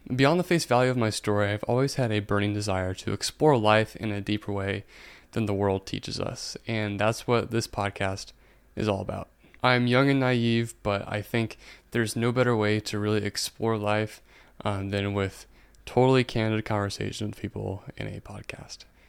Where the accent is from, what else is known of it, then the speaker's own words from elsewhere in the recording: Indiana, United States; I'm from Indiana